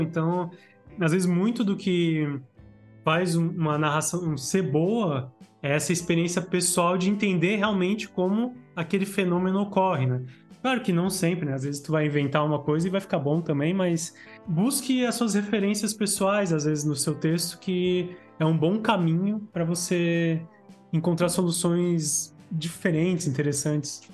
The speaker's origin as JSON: {"language": "Portuguese", "town": "Blumenau", "region": "Santa Catarina", "country": "Brazil", "said": "eu sou de Santa Catarina"}